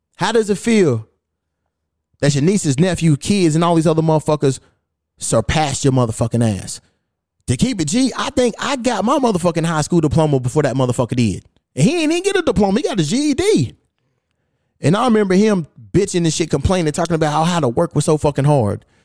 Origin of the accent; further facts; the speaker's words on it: Louisville, Kentucky, United States; now in Los Angeles, United States; my hometown of Louisville, Kentucky